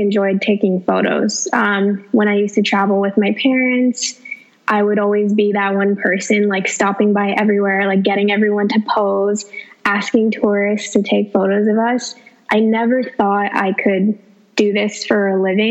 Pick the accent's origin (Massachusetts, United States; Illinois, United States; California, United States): California, United States; Los Angeles; I'm from Los Angeles